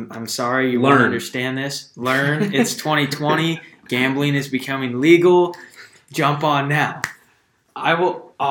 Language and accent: English; Wichita, Kansas, United States; we're from Wichita